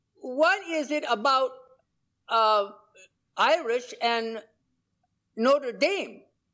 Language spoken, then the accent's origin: English; Kolkata, West Bengal, India; now in Idaho, United States; Oh, well, I now live in Idaho, but I was from Calcutta.